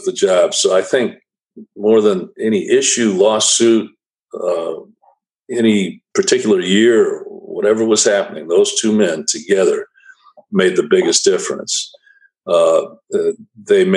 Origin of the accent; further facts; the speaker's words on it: Racine, Wisconsin, United States; moved away as an adult; also born or lived in Washington; growing up in Wisconsin, the only pro sports team we had in my younger years were the Milwaukee Braves